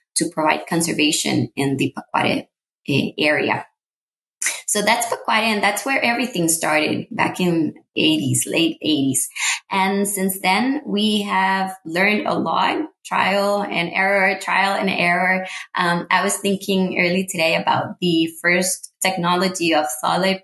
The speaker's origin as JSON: {"language": "English", "region": "Cartago", "country": "Costa Rica", "tie": "born or raised there", "second_language": "English", "moved": "as an adult", "lives_now": "San Jose, Costa Rica", "said": "I'm Costa Rican, born and raised in Costa Rica. I was born in Cartago"}